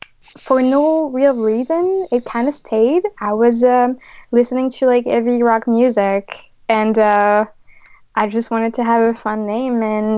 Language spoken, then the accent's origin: English; France; moved away; I grew up in France